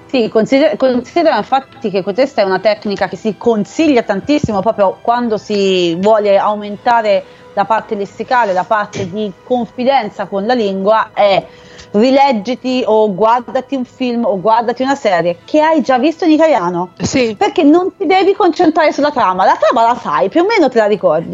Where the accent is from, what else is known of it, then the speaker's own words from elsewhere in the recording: Arezzo, Tuscany, Italy; Io sono di Arezzo